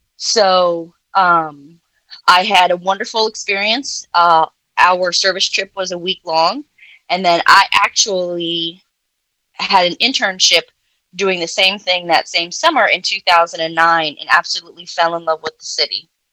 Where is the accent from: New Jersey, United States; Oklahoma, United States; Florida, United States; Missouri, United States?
Florida, United States; Clearwater; moved away; also born or lived in Louisiana; originally, I'm from Florida. Um, I tell people the Tampa Bay area